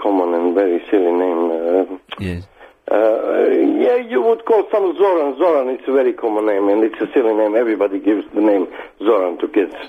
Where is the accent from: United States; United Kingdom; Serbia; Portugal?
Serbia; moved away; I'm from the Serbia.